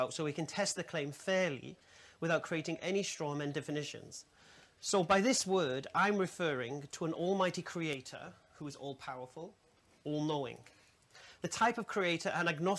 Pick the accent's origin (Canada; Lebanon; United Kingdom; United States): United Kingdom; England; I'm an English revert to Islam